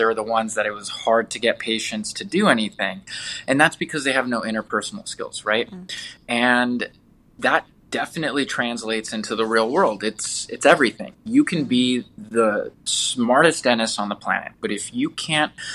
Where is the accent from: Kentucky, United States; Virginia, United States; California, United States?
California, United States; Southern; moved away as an adult; also born or lived in Detroit, Michigan; now in Las Vegas, United States; I'm originally from Southern California